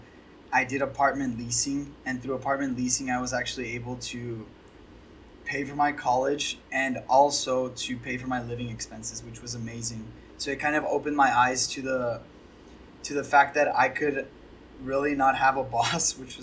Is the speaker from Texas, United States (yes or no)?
yes; El Paso, Texas, United States; also born or lived in Austin, Texas; I was born in El Paso, Texas, and I went to the University of Texas at Austin when I was 19